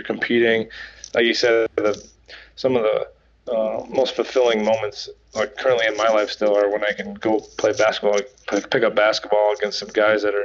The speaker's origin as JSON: {"language": "English", "town": "Saginaw", "region": "Michigan", "country": "United States", "tie": "born or raised there", "said": "growing up in Saginaw"}